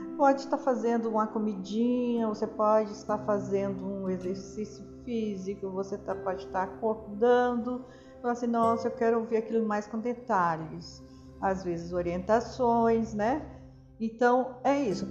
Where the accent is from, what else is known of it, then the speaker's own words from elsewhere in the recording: Brazil; also born or lived in São Paulo; sou brasileiro